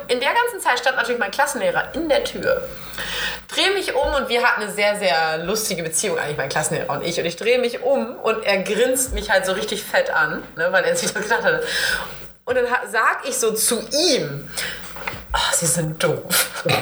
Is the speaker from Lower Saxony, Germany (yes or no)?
yes; East Frisia, Lower Saxony, Germany; in Ostfriesland, wo ich groß geworden bin